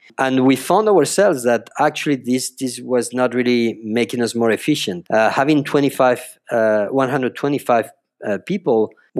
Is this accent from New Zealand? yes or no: no; Spain; also born or lived in France; So I was born in France 41 years ago. I lived in France 7 years, and then I moved to Spain. So I live all my life in Spain.